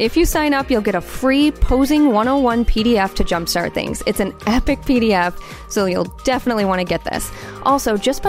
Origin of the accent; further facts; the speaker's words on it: Midwest, United States; accent: Midwestern; my Midwestern accent.